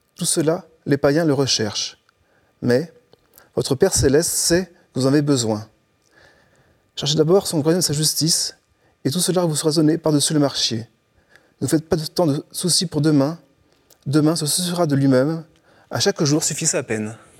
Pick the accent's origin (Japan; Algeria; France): France; Morlaix, Finistère, Brittany; moved away as an adult; also born or lived in Paris region; now in Lourdes, France; je suis né en Bretagne, à Morlin-Finistère-Nord